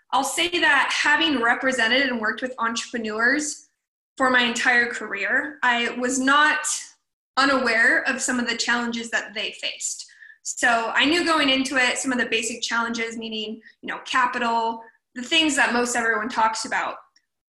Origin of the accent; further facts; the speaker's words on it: Portland, Oregon, United States; moved away as an adult; also born or lived in Los Angeles, California; now in Ventura, United States; Born and raised in Portland, Oregon, so Pacific Northwest girl at heart